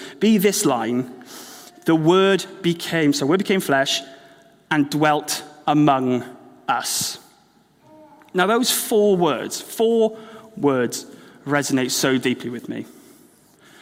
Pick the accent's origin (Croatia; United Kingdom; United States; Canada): United Kingdom; Wales; moved away as an adult; now in Exeter, United Kingdom; Well, I grew up in Wales.